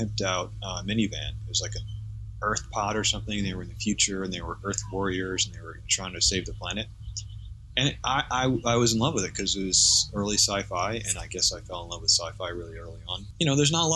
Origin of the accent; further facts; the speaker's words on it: New York, United States; I grew up in New York